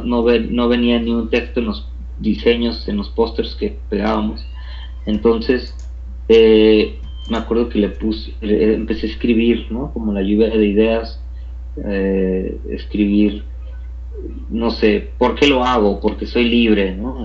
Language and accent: Spanish; Tijuana, Baja California, Mexico; moved away as an adult; now in Mexico City, Mexico; soy eh, oriundo de Tijuana